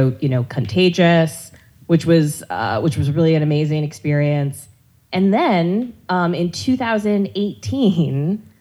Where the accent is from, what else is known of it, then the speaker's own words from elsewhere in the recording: North Carolina, United States; I grew up in the Bible Belt, you know, North Carolina on military bases